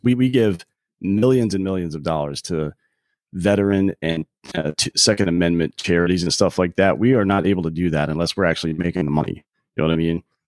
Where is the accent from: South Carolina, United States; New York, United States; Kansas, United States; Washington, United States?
South Carolina, United States; near Clemson; now in Austin, United States; I grew up in, uh, South Carolina near Clemson University